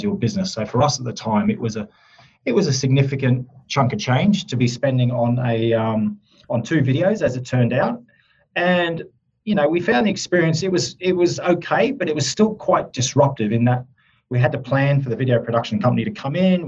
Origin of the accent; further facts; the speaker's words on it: Australia; accent: Australian twang; moved away as an adult; now in Surrey, United Kingdom; I have Australian roots. Yep. I'm actually an Australian now that's based in the UK, in Surrey, UK